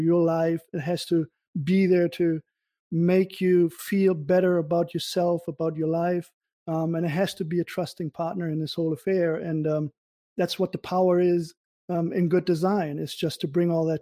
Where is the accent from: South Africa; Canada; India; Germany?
Germany; now in United States; I'm from Germany originally.